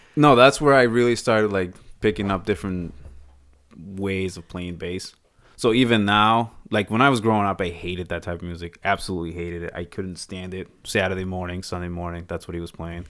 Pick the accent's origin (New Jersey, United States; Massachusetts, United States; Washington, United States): Massachusetts, United States; Boston; also born or lived in Texas; now in Windham, United States; I grew up in Boston.